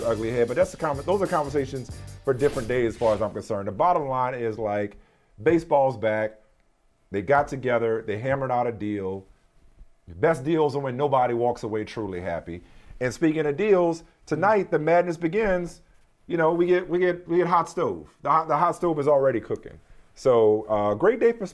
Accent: New Orleans, Louisiana, United States; I grew up in New Orleans

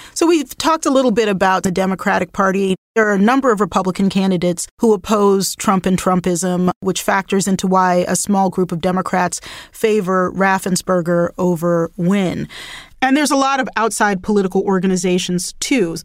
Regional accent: Savannah, Georgia, United States; I'm from Savannah, Georgia

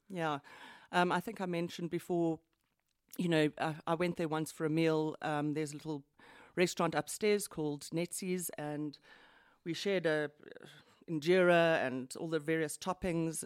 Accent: Johannesburg, Gauteng, South Africa; I'm from Johannesburg, born and bred.

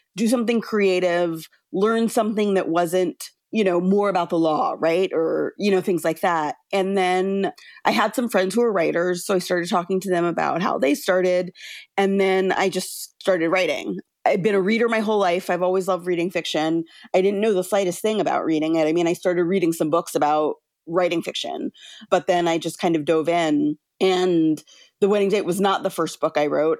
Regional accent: California, United States; I grew up in California

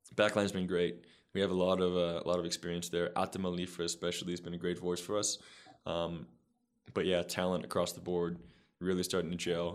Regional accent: Sacramento, California, United States; born and raised in California, raised in Sacramento

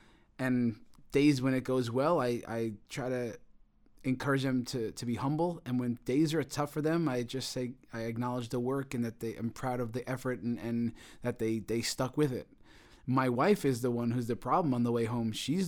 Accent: New York, United States; So in terms of being a New Yorker, yeah, I mean, I think there is a lot of us, yeah, maybe we're fearless and we're not afraid to fail.

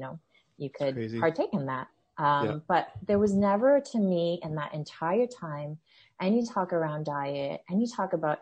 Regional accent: Peterborough, Ontario, Canada; also born or lived in Toronto; I came from Peterborough. I grew up in Peterborough. I came to Toronto to go to U of T for undergrad.

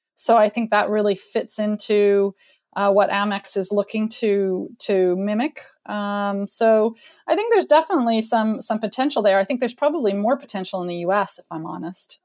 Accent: United States; moved away; also born or lived in France; the American in the crowd

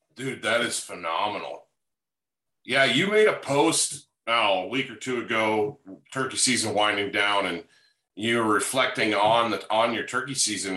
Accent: Upper Peninsula of Michigan, United States; moved away as an adult; now in Wyoming, United States; I grew up in the Upper Peninsula of Michigan

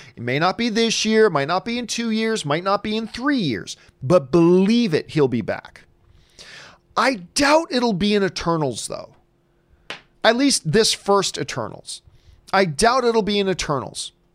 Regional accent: Hamilton, Ontario, Canada; also born or lived in Halifax, Nova Scotia; now in United States; Hamilton, Ontario is home for me, but I was born in Halifax, and I still have family there

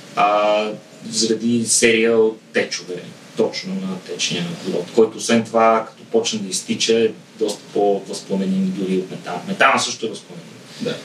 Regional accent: Bulgaria; като българи

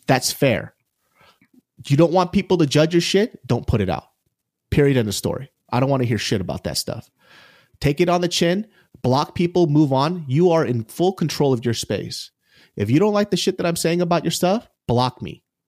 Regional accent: United States; I'm Asian American

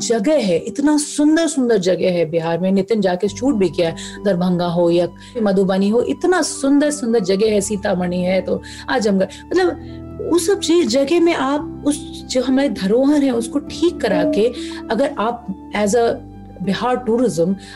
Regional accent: Bihar, India; हम बिहार से आते हैं

